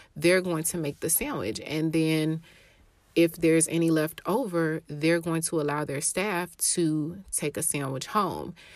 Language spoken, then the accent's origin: English; Atlanta, Georgia, United States; I'm from Atlanta, Georgia